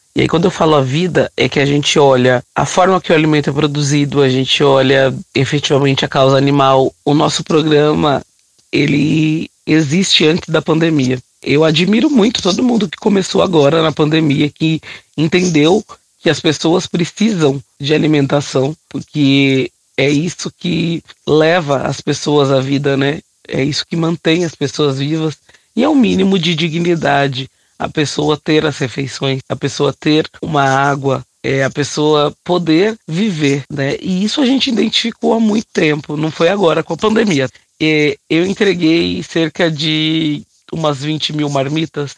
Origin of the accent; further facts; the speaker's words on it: São Paulo, Brazil; Eu sou nascida e criada no Capão Redondo, extremo sul aqui da capital de São Paulo